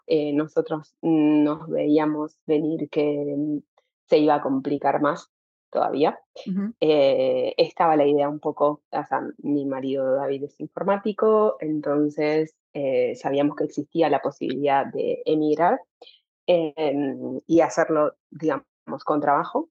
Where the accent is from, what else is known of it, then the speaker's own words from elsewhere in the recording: Santa Fe, Argentina; moved away as an adult; now in Amsterdam, Netherlands; yo soy, ni siquiera soy de Santa Fe Capital, ni estoy cerca de Rosario